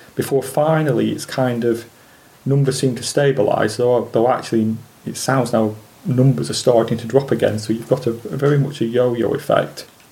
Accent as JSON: {"language": "English", "town": "Preston", "region": "North West England", "country": "United Kingdom", "tie": "born or raised there", "said": "I was born in Preston in 1961"}